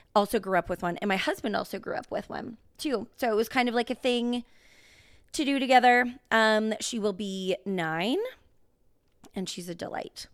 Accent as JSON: {"language": "English", "town": "Rocky Mountain House", "region": "Alberta", "country": "Canada", "tie": "born or raised there", "also_born_or_lived": "Lloydminster, Saskatchewan", "said": "we are from, as we've said in episodes before, Rocky Mountain House, Alberta."}